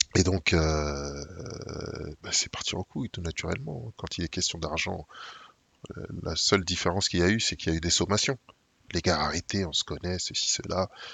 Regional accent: Saint-Ouen, Île-de-France, France; j'ai grandi à Saint-Ouen

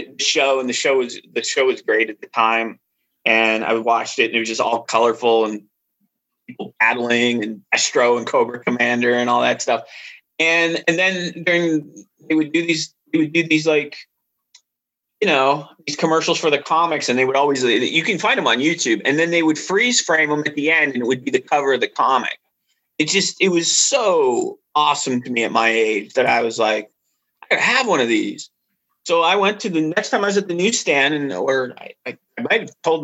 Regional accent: Northeastern Ohio, United States; moved away as an adult; now in West Virginia, United States; I'm from Ohio originally, Northeastern Ohio

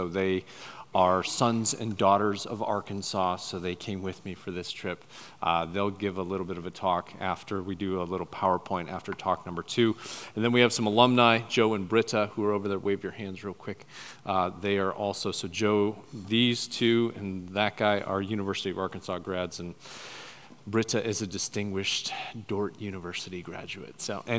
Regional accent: Papua New Guinea; But I was raised over in New Guinea. My parents were missionaries right up near the Irian and Jaya border. I went to boarding school from first grade to 12th grade, went to a Commonwealth boarding school

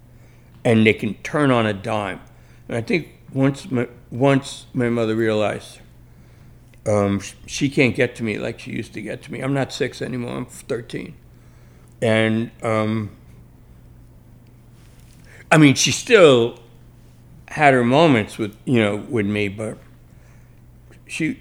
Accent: New York City, New York, United States; I grew up in the Bronx, so that's my petri dish as a writer.

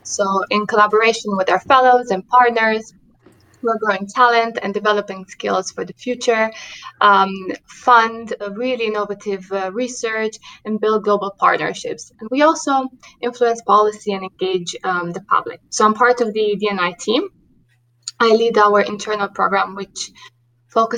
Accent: Romania; English is a second language; moved away as an adult; also born or lived in New York City; having grown up in Romania, you can hear that in my accent

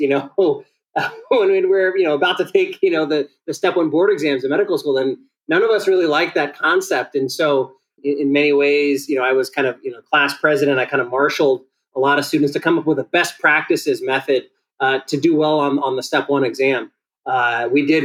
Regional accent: San Diego, California, United States; The child of Ethiopian immigrants, I was born in San Diego

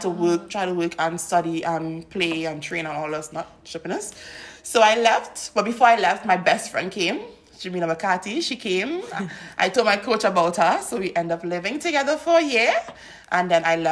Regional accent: Trinidad & Tobago; first language English; moved away as an adult; now in Sydney, Australia; growing up in Trinidad

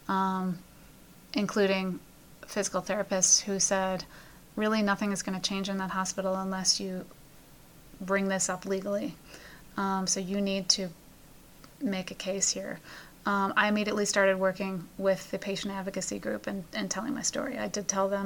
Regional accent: Chicago, Illinois, United States; now in Pennsylvania, United States; my hometown of Chicago.

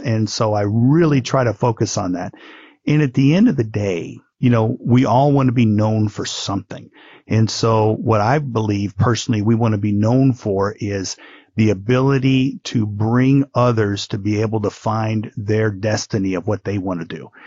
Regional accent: Midwest, United States; now in Honolulu, United States; I grew up in the Midwest.

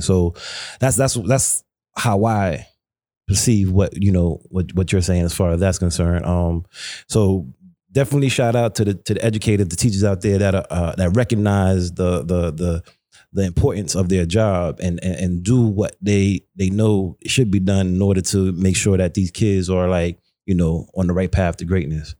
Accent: New York City, New York, United States; growing up in Brooklyn, growing up in Flatbush

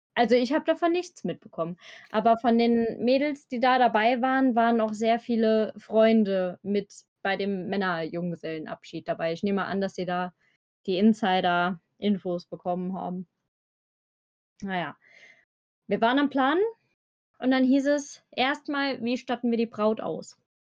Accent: Eifel, Germany; accent: Eifel; wie man an meiner Sprache vielleicht erkennen kann, ich komme aus dem Eifler-Raum

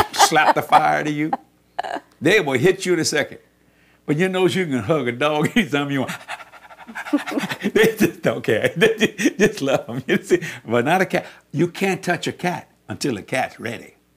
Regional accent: South Louisiana, United States; we're from South Louisiana

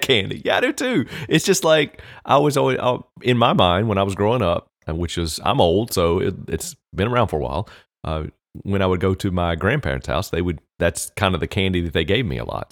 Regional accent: United States; We as Americans

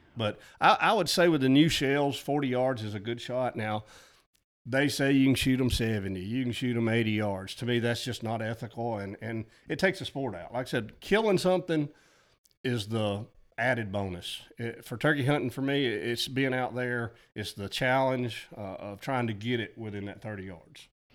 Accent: Mulberry River, Alabama, United States; also born or lived in Georgia; my parents' farm that I grew up on there on the Mulberry River

